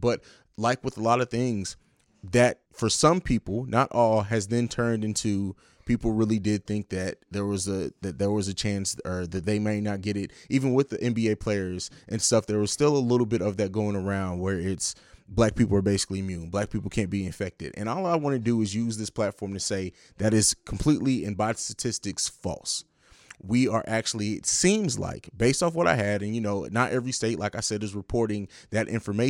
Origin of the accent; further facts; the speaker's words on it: Germany; also born or lived in St. Louis, United States; it's not really my hometown because I grew up in Italy in Germany, but I spent a lot of time in St. Louis, Missouri